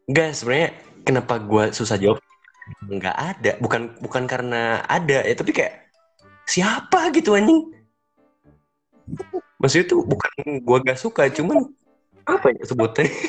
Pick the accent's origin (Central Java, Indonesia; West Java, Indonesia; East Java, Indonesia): West Java, Indonesia; Bandung; itu kan lingkungan gue kan masih Bandung-Bandung lagi gitu belum keluar ke sana sini gitu